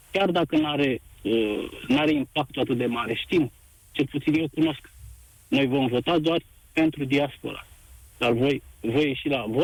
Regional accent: Timiș County, Romania; din punctul meu de vedere ca bănățean autentic, ne-a dezbinat urât. De ce? În altă, în altă ordine de idei, aici la Timișoara vreau să vă spun

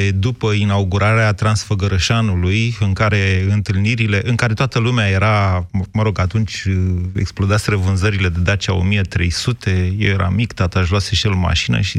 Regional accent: Drobeta-Turnu Severin, Mehedinți County, Romania; eu sunt dintr-o zonă în care sunt vipere și vipere cu corn chiar. Așa. Din da Banat. Eu sunt de la Severin

